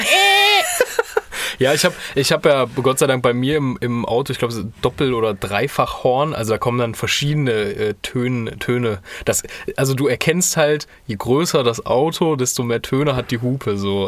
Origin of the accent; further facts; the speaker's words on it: Kassel, Hesse, Germany; bei uns in Kassel